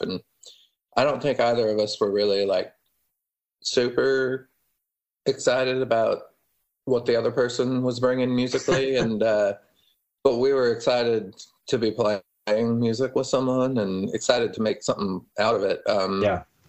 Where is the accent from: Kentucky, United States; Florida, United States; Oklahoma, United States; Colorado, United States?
Colorado, United States; Denver; moved away; also born or lived in Austin; growing up in Denver